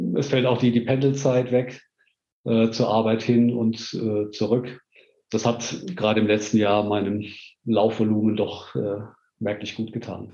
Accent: Heidelberg, Baden-Württemberg, Germany; moved away as an adult; now in Stuttgart, Germany; in meiner Jugend in Heidelberg

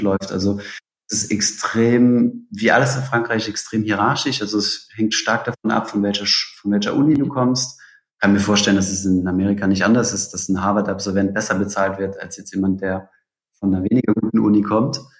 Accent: Saarbrücken, Saarland, Germany; now in Paris, France; Ich komme ja ursprünglich aus Saarbrücken, das ist ja direkt an der, an der deutsch-französischen Grenze

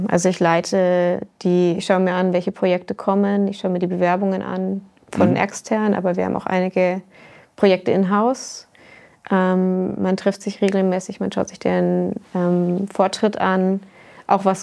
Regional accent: Germany; moved away; Ich komme ja ursprünglich aus Deutschland. Ich vermisse es auch ab und zu, aber die deutsche akademische Landschaft ist äh, nicht immer ganz so einfach zu navigieren.

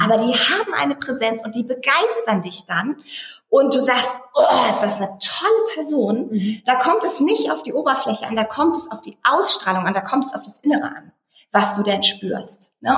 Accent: Eckernförde, Schleswig-Holstein, Germany; now in Berlin, Germany; Ich komme ja auch eigentlich aus dem Norden, aus Eckernförde, aus einer Kleinstadt.

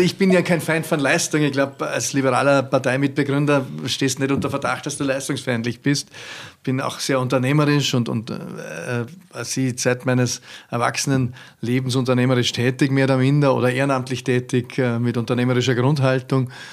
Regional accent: Austria; als Ösi

